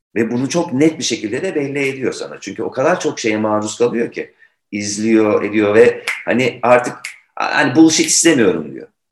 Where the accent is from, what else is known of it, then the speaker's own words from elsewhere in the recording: Turkey; bir Türk olarak.